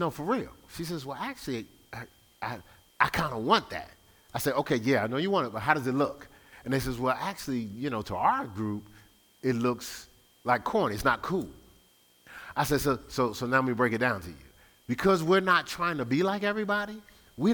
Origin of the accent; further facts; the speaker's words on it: Newark, New Jersey, United States; I'm from Newark, New Jersey.